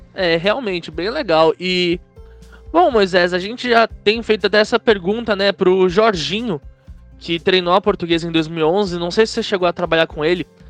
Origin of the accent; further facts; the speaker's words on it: São Paulo, Brazil; eu moro em São Paulo, né? Nasci em São Paulo, enfim, minha vida inteira eu passei aqui